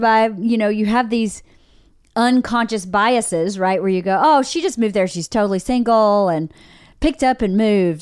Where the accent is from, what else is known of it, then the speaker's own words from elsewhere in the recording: Georgia, United States; accent: Southern; moved away; I'm not from Nova Scotia, but I'm from Georgia, and we definitely have seasons